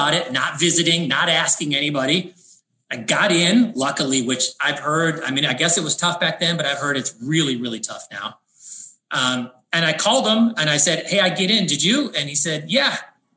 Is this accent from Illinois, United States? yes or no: yes; Chicago Heights, Illinois, United States; also born or lived in Matteson, Illinois; I was born in Chicago Heights, Illinois